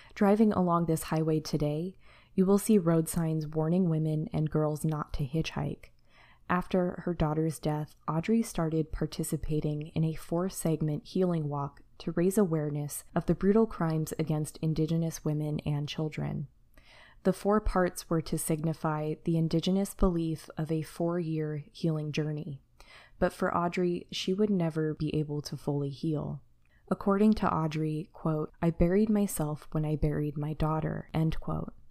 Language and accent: English; United States; as an American